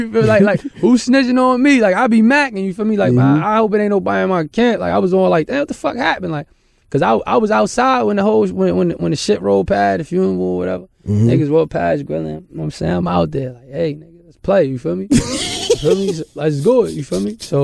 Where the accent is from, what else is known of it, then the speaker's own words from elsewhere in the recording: Jersey City, New Jersey, United States; It wasn't easy, but to us it seemed regular, but when you look back at it and let other people look who's not there, they say it's the worst thing ever, you feel me?